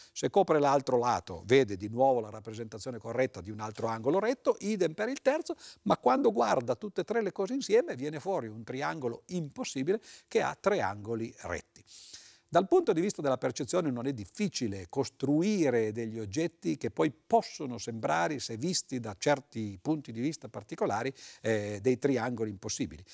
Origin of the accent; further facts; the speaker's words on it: Turin, Piedmont, Italy; io sono di Torino, queste registrazioni avvengono a Torino